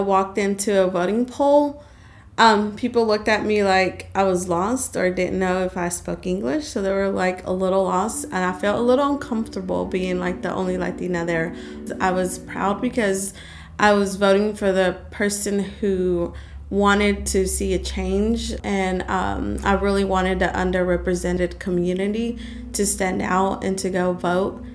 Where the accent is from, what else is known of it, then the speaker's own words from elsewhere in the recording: Colorado, United States; I was born in Colorado, but both of my parents are immigrants from Guatemala